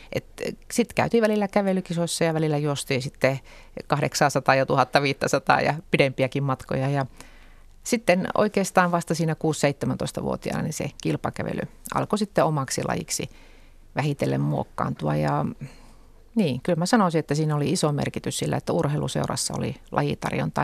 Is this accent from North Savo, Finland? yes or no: yes; Lapinlahti, North Savo, Finland; sitoutumattomana keskustan listoilla kotikunnassani